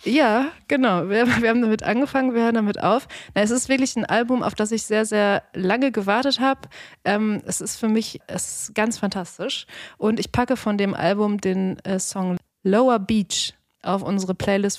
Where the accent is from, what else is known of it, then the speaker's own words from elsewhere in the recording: Dortmund, North Rhine-Westphalia, Germany; moved away; in meiner Jugend in Dortmund